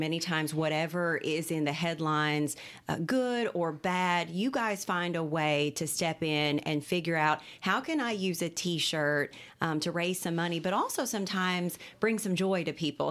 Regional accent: Cynthiana, Kentucky, United States; Cynthiana, I'm from Cynthiana.

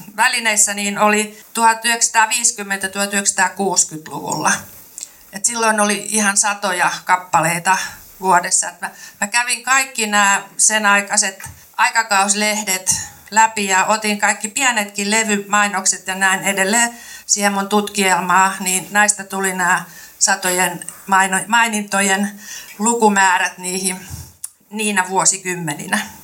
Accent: Kymenlaakso, Finland; accent: Kymenlaakso; also born or lived in Turku; now in Lahti, Finland; en mä mikään lahtelainen ole, enkä ole hesalainenkaan, vaan olen kymenlaaksolainen ja puhun sitten vähän sinne Kymenlaakson suuntaan

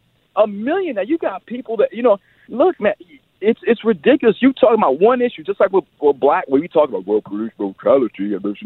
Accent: New York, United States; moved away; I'm from New York originally.

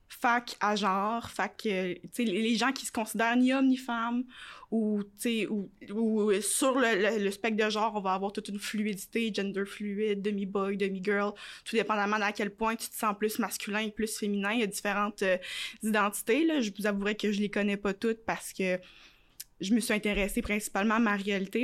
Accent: Quebec City, Quebec, Canada; also born or lived in Montreal; j'ai quitté Montréal, j'avais 8 ans, j'ai pas vécu ça, tu sais, j'ai pas, il y a pas, pas de quartier gay à Québec

